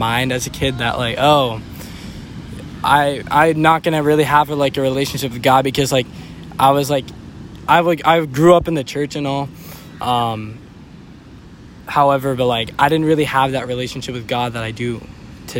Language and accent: English; Murrieta, California, United States; I am from Murrieta, California